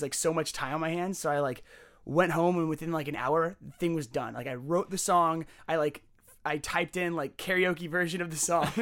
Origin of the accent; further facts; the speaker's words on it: Alberta, Canada; I grew up in Alberta near your house.